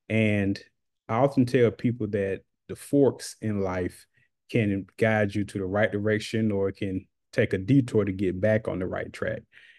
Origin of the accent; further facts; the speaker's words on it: Macon, Georgia, United States; I'm from Macon, Georgia. I currently reside in Macon, Georgia